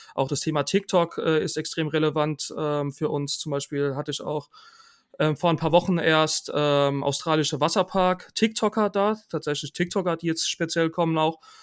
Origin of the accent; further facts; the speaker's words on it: Rhineland-Palatinate, Germany; now in Karlsruhe, Germany; ich komme ursprünglich aus der Pfalz